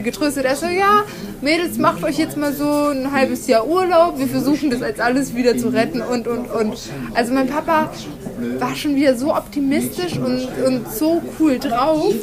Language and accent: German; Nuremberg, Bavaria, Germany; als Nürnberger